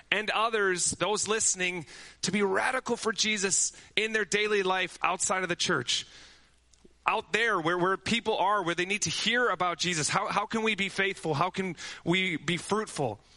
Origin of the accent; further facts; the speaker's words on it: Amsterdam, North Holland, Netherlands; You know, my brother and I, we grew up in Amsterdam where my parents' mission started.